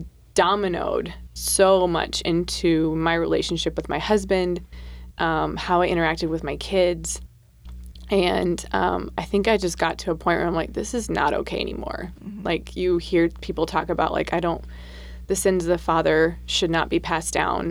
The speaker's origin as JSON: {"language": "English", "region": "South Dakota", "country": "United States", "tie": "born or raised there", "said": "I was born and raised in South Dakota"}